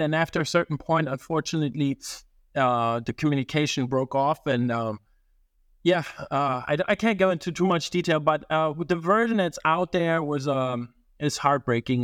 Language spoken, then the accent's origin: English; Italy; moved away; also born or lived in Germany / Japan; I grew up in Italy